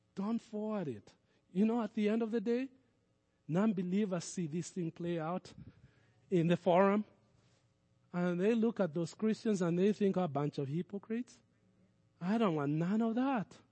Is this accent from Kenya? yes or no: yes; Kenya; moved away as an adult; now in United States; I was born in Kenya. All my childhood I spent in Kenya. And I would say most of my adulthood I've spent in America